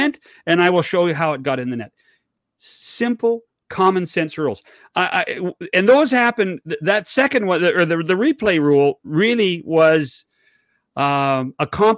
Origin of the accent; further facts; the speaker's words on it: Oliver, British Columbia, Canada; I was born in Oliver, British Columbia